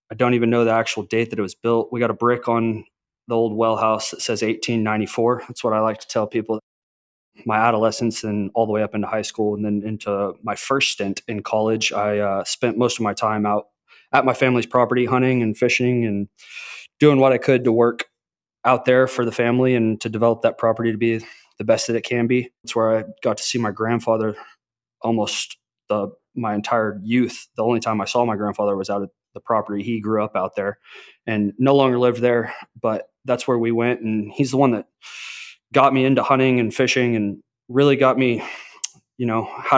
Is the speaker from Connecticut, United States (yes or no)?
no; Arlington, Texas, United States; I grew up in Arlington, Texas, right in between Dallas and Fort Worth